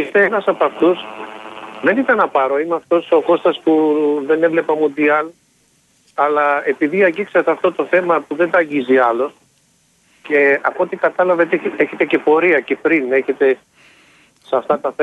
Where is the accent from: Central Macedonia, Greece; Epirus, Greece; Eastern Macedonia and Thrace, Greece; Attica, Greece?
Epirus, Greece; Arta; είναι από την Άρτα εγώ